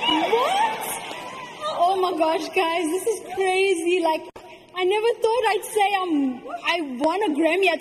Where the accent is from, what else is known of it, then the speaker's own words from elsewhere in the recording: South Africa; I'm from South Africa.